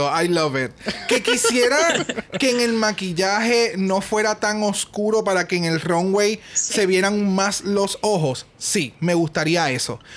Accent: Spain; Sí soy española y en mi canción hablé en español porque esas son mis raíces y soy muy orgullosa de ser española.

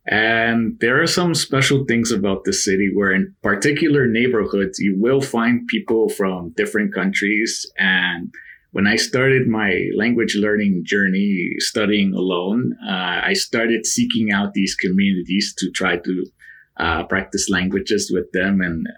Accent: New York City, New York, United States; I was born in New York City in the borough of the Bronx. And my family is from Mexico. They're from the state of Puebla in the central part of the country.

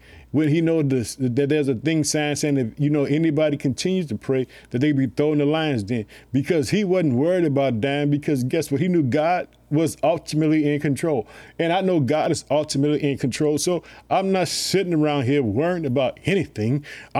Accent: Illinois, United States; I would like to thank the state of Illinois, which is my home state. I live in the city of Chicago.

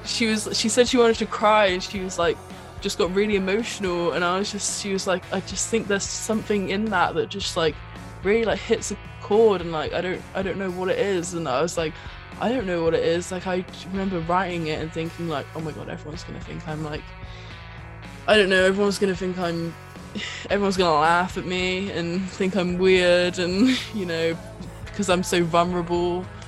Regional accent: Bristol, South West England, United Kingdom; I sing and play guitar in … with my band. We're from Bristol in the UK.

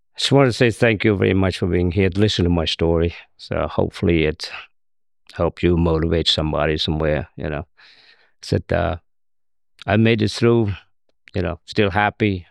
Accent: Cambodia; born or raised there; English is a second language; also born or lived in Thailand; now in United States

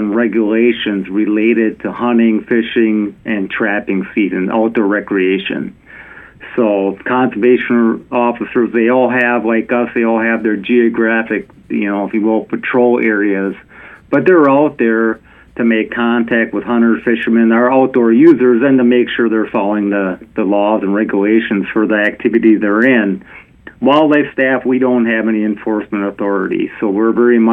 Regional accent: southeast Wisconsin, United States; also born or lived in Horicon area, Wisconsin; now in Minnesota, United States; I grew up in Wisconsin, southeast part of the state

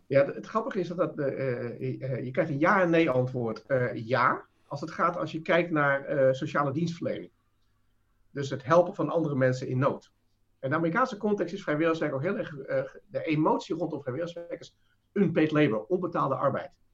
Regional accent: Netherlands

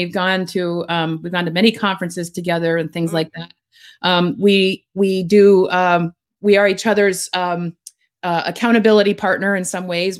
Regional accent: Vermont, United States; also born or lived in New York City; growing up in Vermont, went to college in New York City

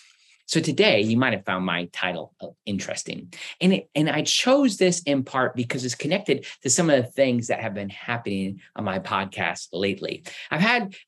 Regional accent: United States; my Christian experience in the United States growing up

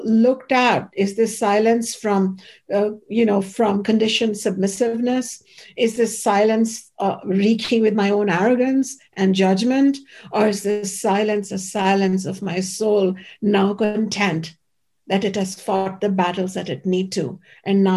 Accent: Ayodhya, Uttar Pradesh, India; my hometown, the holy city of Ayodhya

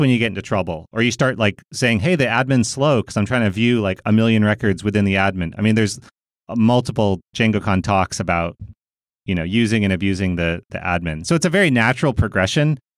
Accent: United States; I'm a American

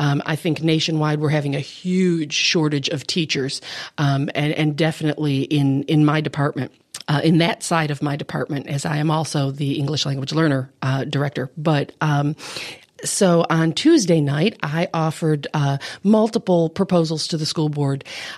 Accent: Buffalo, New York, United States; I am originally from Buffalo, New York, so you will notice that I have the homeless accent. When I go up north, I am teased unmercifully for having a southern accent

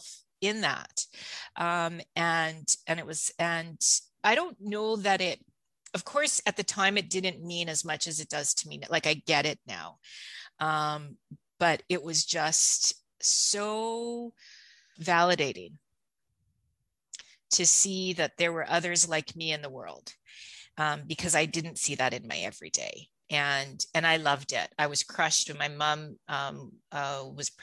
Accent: Steinbach, Manitoba, Canada; also born or lived in Toronto; I grew up in Steinbach. I'm Canadian born.

